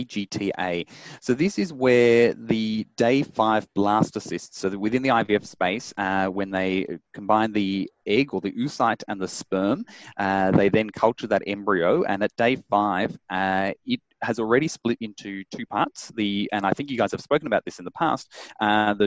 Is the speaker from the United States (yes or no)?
no; Melbourne, Victoria, Australia; I was born and raised in Melbourne.